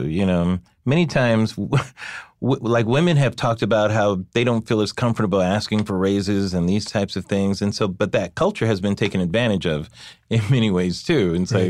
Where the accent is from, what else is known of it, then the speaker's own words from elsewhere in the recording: California, United States; I think I'm from California, so we've dealt with the issue of undocumented workers for years and years.